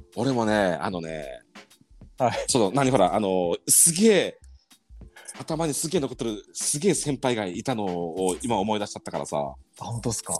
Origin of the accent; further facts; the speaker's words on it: Saga, Japan; moved away as an adult; そこから地元の佐賀に帰りました。